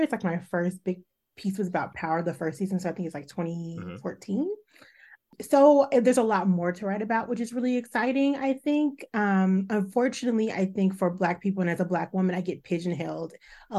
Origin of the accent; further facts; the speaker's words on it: Chicago, Illinois, United States; now in New York, United States; I live in New York. I'm from Chicago.